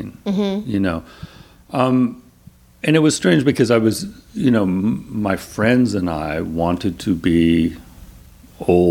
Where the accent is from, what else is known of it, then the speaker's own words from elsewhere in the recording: Claremont, California, United States; I grew up in Claremont, which is like 30 miles east of here.